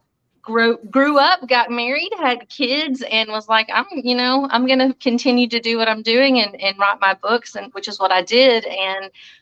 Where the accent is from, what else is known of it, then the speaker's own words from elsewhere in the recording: Alabama, United States; also born or lived in Florida; I was born in Florida, raised in Alabama